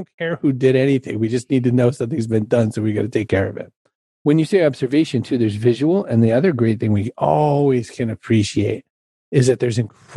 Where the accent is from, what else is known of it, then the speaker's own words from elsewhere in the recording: Ireland; I'm Irish